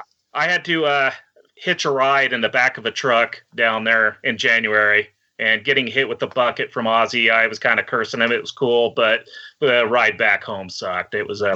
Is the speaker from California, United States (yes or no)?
yes; Chico, California, United States; also born or lived in Los Angeles, California / Orange County, California; now in Reno, United States; I was born in Los Angeles, Orange County area until I was about 10, and then moved up to Northern California, Chico area.